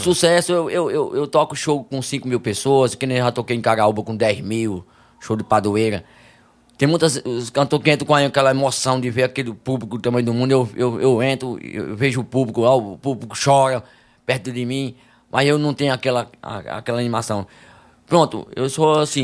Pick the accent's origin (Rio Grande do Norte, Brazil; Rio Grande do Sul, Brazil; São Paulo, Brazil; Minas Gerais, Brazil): Rio Grande do Norte, Brazil; Campo Grande; sou de Campo Grande, Rio Grande do Norte.